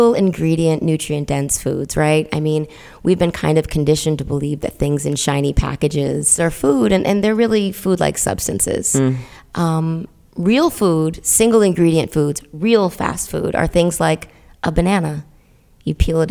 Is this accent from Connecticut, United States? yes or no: yes; Middletown, Connecticut, United States; I'm from Middletown, Connecticut, which is right in the middle of the state